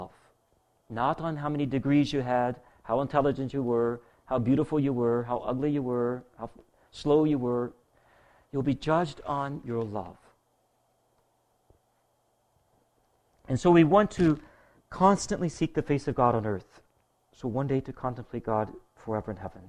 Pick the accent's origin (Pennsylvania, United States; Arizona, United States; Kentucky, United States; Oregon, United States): Kentucky, United States; I'm from Kentucky